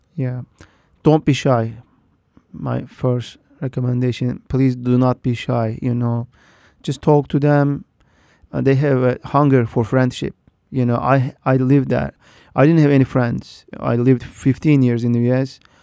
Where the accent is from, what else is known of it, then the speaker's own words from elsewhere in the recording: Turkey; moved away as an adult; now in United States; I grew up in Turkey with a you know, the very Duat Muslim family.